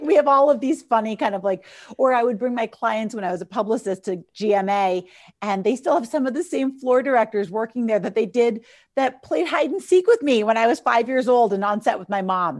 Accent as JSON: {"language": "English", "town": "New York City", "region": "New York", "country": "United States", "said": "I'm from New York City"}